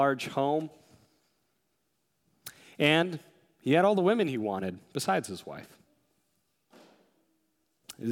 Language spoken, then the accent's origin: English; United States; being an American